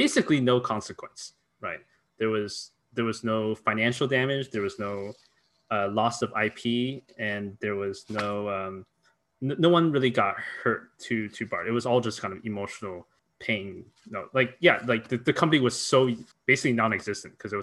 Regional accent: Mountain View, California, United States; the house where I grew up in Mountain View is literally down the street, walking distance from YC

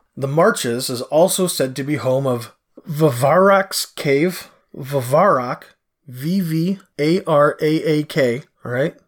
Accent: Canada; I'm Canadian

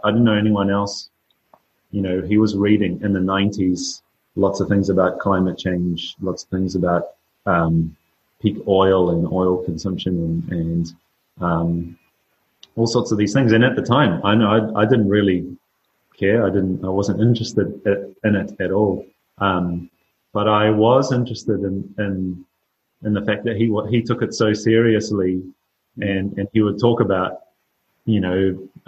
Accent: New Zealand; growing up in New Zealand

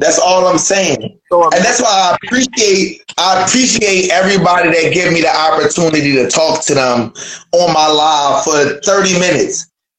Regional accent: Philadelphia, Pennsylvania, United States; I'm from Philly. Feel me? Y'all really don't have to worry about being known in y'all city.

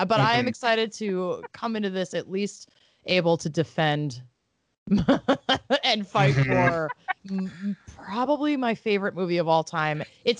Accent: West Hartford, Connecticut, United States; now in Minnesota, United States; I am from Connecticut. I'm from West Hartford. And okay. I moved to Minnesota in 1994

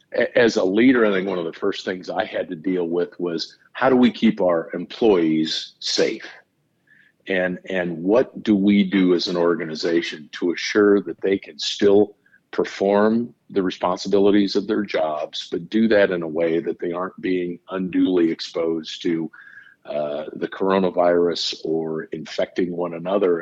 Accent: Nebraska, United States; I grew up in Nebraska, went to school there

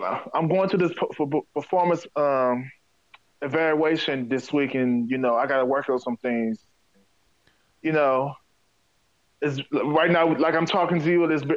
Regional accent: Detroit, Michigan, United States; I'm born and raised in Detroit.

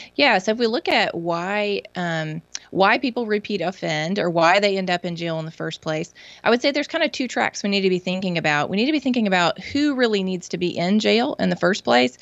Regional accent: Mississippi, United States; my home state of Mississippi

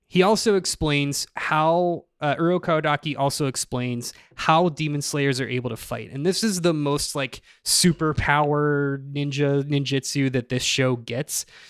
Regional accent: Pennsylvania, United States; I'm from Pennsylvania

